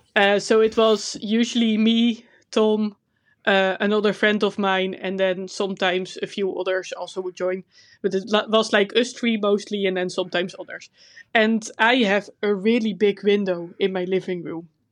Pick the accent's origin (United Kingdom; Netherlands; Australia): Netherlands; accent: Dutch; English is a second language; my Dutch accent is terrible.